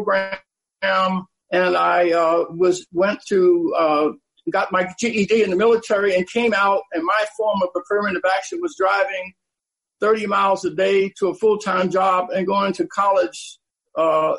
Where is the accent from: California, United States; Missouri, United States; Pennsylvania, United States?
Pennsylvania, United States; Philadelphia; I was born in Philadelphia, and my dad died when I was 9, leaving my mother with a 5th-grade education to raise 5 children in a troubled neighborhood